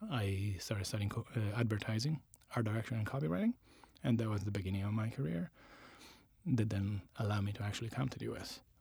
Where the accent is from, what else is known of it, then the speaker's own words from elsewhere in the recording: Latina, Lazio, Italy; English is a second language; moved away as an adult; also born or lived in Rome; now in United States; I grew up in a town called Latina, which is south of Italy